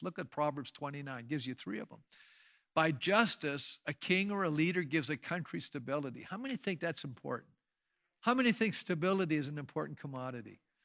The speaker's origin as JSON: {"language": "English", "country": "Canada", "said": "As Canadians today"}